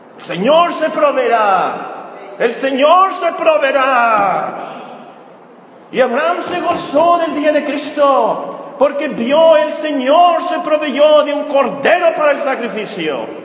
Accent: Mexico; nosotros como mexicanos celebramos la Santa, perdón, la Semana Santa

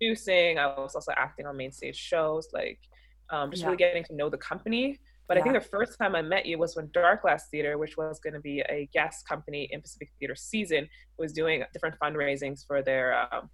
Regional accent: Norway; moved away as an adult; now in Vancouver, Canada; I am from Norway

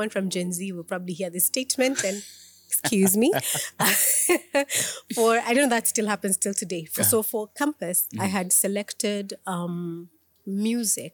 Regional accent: Thika, Kiambu County, Kenya; I grew up in Thika

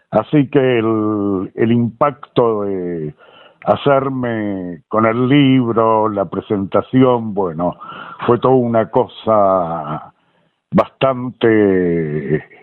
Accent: Montevideo, Uruguay; moved away as an adult; now in Buenos Aires, Argentina; me crié en Montevideo. Y esto que te hablo así también era en el secundario que yo iba, también en, el Montevideo

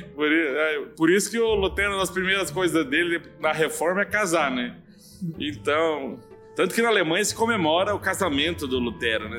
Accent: Joinville, Santa Catarina, Brazil; also born or lived in São Paulo; now in São José do Rio Preto, Brazil; eu sou um barriga verde, embora nasci em São Paulo, capital, mas cresci em Joinville, Santa e Bela Catarina.

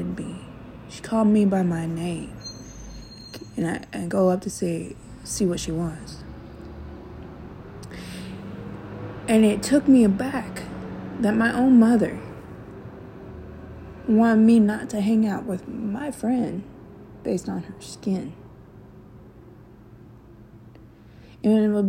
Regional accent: Memphis, Tennessee, United States; also born or lived in California; I grew up in Memphis, Tennessee, from California

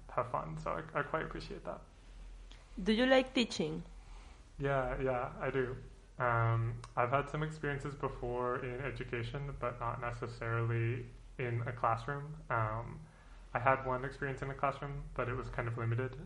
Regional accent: Fort Collins, Colorado, United States; moved away; I'm from a town called Fort Collins in Colorado, in the United States

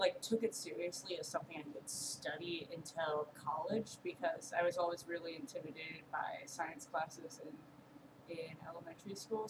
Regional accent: Edmonds, Washington, United States; now in Chicago, United States; I grew up in Edmonds, and it's like half an hour north of Seattle.

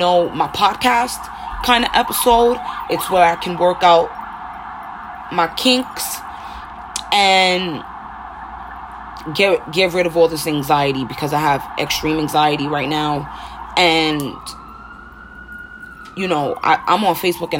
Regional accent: New York City, New York, United States; born and raised in Harlem, hence why I sound so rough

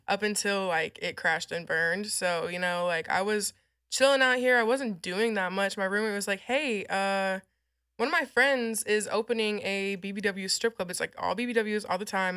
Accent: San Antonio, Texas, United States; also born or lived in Illinois / Amarillo, Texas; I grew up in San Antonio, like, all around San Antonio, so that's kind of where my upbringing was

